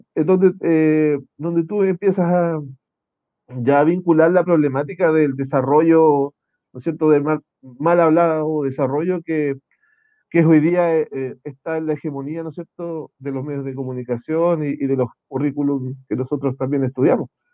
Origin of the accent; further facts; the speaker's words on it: Concepción, Biobío, Chile; yo nací acá en Concepción, el 75